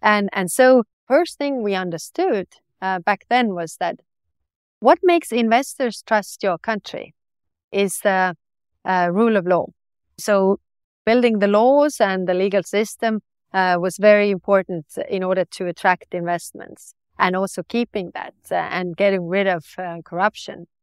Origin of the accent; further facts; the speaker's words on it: Estonia; I was born on the Soviet oc-, oc-, occupation